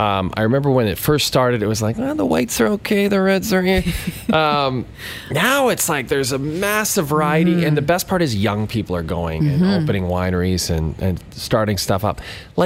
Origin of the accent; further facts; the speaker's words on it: Alberta, Canada; I grew up north of Edmonton, and the closest kind of mountain resort was Jasper